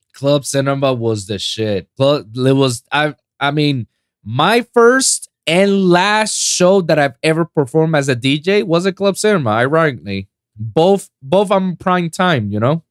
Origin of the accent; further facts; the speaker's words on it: Puerto Rico; moved away; my hometown in Puerto Rico